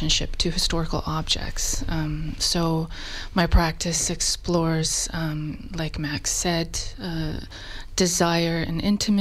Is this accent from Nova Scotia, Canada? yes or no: yes; Nova Scotia, Canada; moved away as an adult; also born or lived in Ontario / Toronto; now in Berlin, Germany; I am originally from Nova Scotia, and I completed my graduate studies in Ontario, and I'm Berlin-based now.